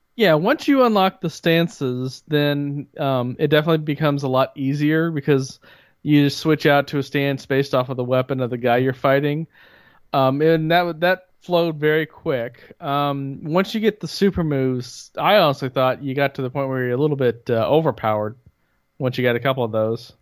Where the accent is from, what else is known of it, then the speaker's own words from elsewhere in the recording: Bloomington, United States; growing up in Bloomington